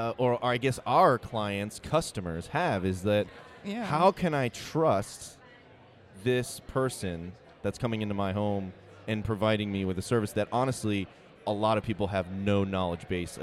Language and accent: English; East Coast, United States; But we're from the East Coast.